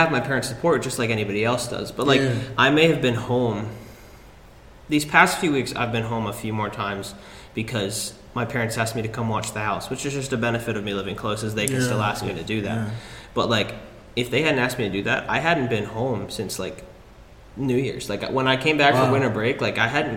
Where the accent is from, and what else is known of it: Greensboro, North Carolina, United States; born or raised there; also born or lived in Dillsburg, Pennsylvania